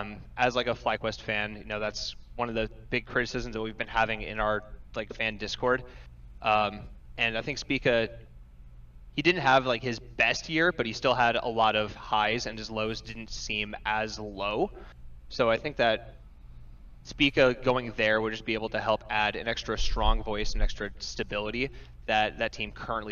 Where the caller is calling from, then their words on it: Sioux Falls, South Dakota, United States; Hello, I'm calling from Sioux Falls, South Dakota.